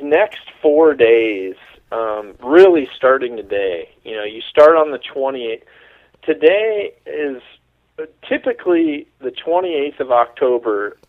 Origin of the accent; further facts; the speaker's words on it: Mississippi, United States; moved away; originally, I'm from Mississippi